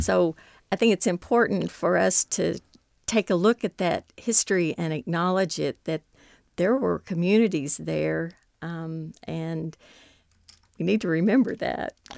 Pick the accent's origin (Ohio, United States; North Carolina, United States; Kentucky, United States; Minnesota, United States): Kentucky, United States; Paducah; I grew up in Paducah